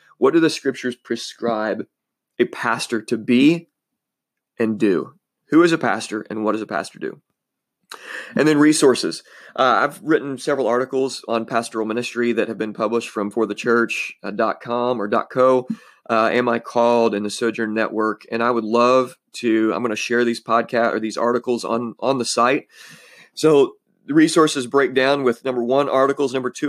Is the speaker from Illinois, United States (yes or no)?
yes; Illinois, United States; I was born in Southern Illinois, born and raised here. I love Southern Illinois.